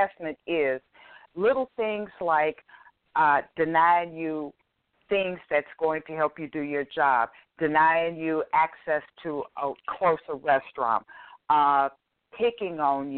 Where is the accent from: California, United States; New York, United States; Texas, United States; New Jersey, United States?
Texas, United States; When I'm from Texas, which is Chapter 21